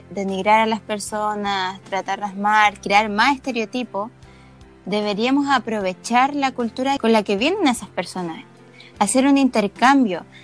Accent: Chile

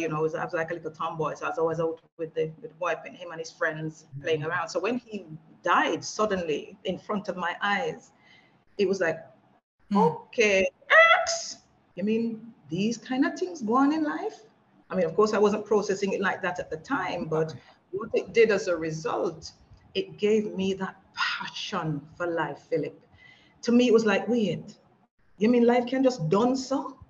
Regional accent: England, United Kingdom; youngsters growing up in England sort of, you wanted to disassociate yourself because children want to fit

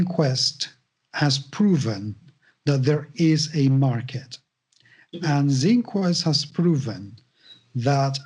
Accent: Spain; English is a second language; I'm Spanish

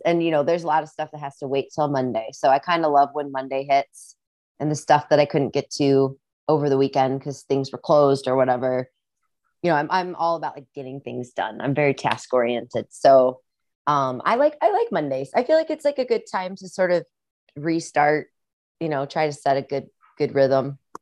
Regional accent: Rock Island, Illinois, United States; accent: Midwestern; moved away; also born or lived in Iowa; I grew up in Rock Island, Illinois

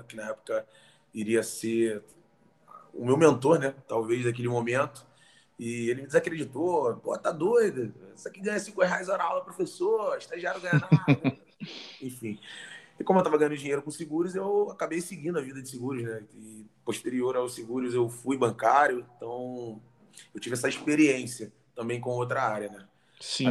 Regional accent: Rio de Janeiro, Brazil; nasci carioca

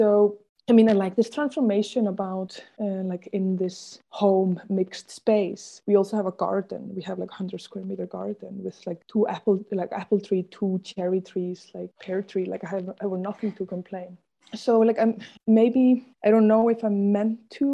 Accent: Germany; moved away as an adult; also born or lived in Berlin; now in Brussels, Belgium; coming from Germany

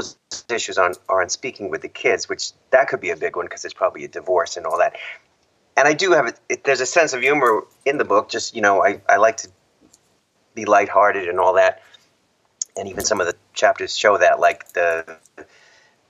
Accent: New York, United States; moved away as an adult; now in California, United States; I'm from New York originally

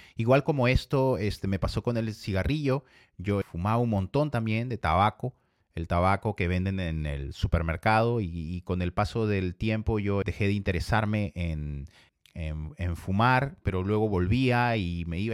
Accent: Ica, Peru; Yo vengo del Perú y vengo de la ciudad de Ica. Me crié y me identifico con la ciudad de Ica

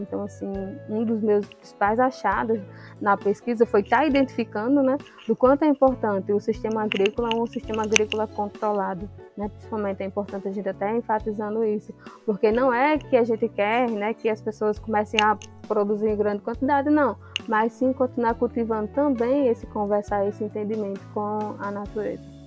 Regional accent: Potiguara territory, Paraíba, Brazil; nós, enquanto potiguara

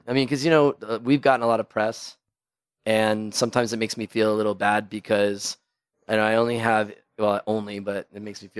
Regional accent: New York, United States; now in Mexico; I'm a New Yorker. You know, we only know East Coast.

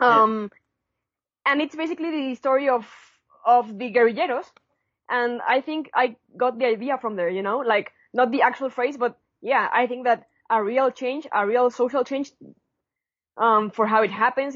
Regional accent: Puebla, Mexico; I'm from Puebla.

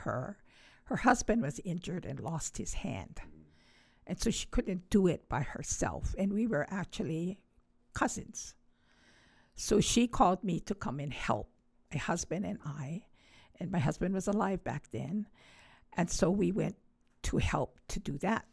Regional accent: Honolulu, Hawaii, United States; I grew up right across the track field of Kaimukee High School

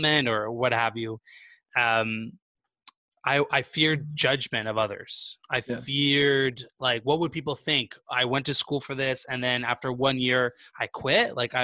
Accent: Vancouver, British Columbia, Canada; moved away as an adult; now in Montreal, Canada; I'm originally from the West Coast, so from Vancouver, BC.

